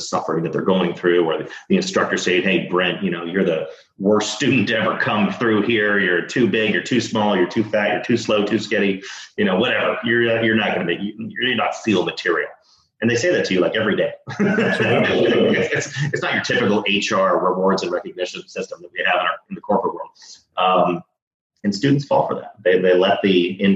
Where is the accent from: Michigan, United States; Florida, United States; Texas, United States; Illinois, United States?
Texas, United States; Dallas; now in San Diego, United States; I'm from Texas. I'm from Dallas